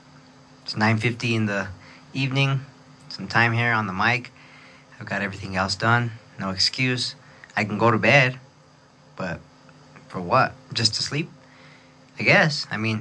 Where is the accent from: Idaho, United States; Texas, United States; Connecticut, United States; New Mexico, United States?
New Mexico, United States; Gallup; Nobody could pronounce …, where I'm from, Gallup, New Mexico. You know, New Mexico's the state, but doesn't mean we're from Mexico. And this town does have a lot of Mexicans in it